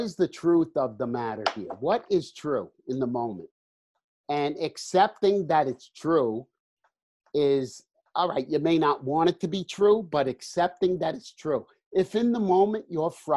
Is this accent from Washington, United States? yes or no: no; New Jersey, United States; accent: New Jersey; I guess nobody could tell by my accent. In New Jersey